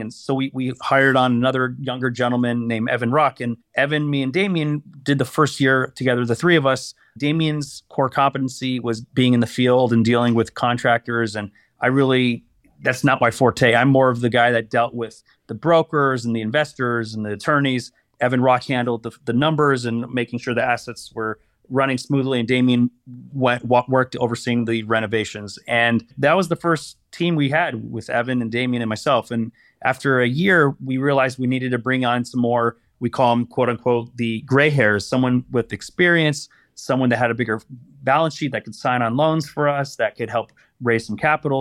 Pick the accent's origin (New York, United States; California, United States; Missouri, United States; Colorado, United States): California, United States; Los Angeles; I'm born and raised in Los Angeles, sort of boring, never left L